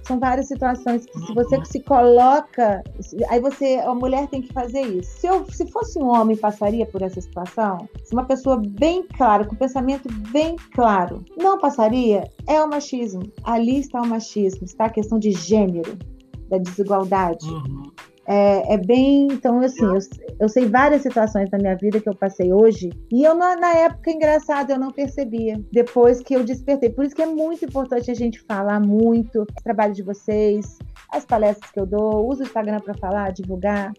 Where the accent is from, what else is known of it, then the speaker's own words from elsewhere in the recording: Rio de Janeiro, Brazil; moved away as an adult; now in Minas Gerais, Brazil; Eu sou do Rio de Janeiro e estava como defensora em Minas